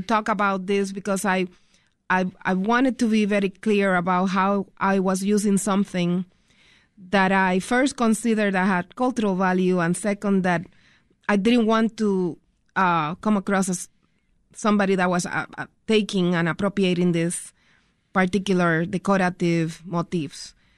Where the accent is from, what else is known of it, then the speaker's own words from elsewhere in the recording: Puerto Rico; moved away as an adult; now in Chicago, United States; growing up in Puerto Rico and then migrating to the United States